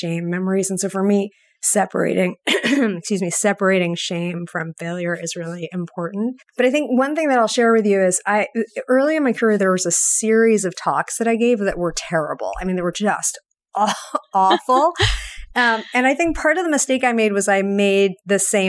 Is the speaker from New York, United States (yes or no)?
yes; New York, United States; now in Boston, United States; I grew up in New York.